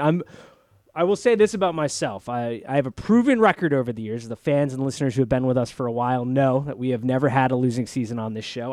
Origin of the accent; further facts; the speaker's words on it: Northern Virginia, United States; I'm, I'm from Northern Virginia